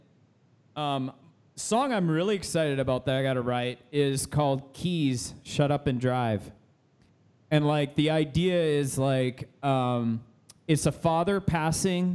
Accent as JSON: {"language": "English", "country": "Canada", "said": "I'm a Canadian"}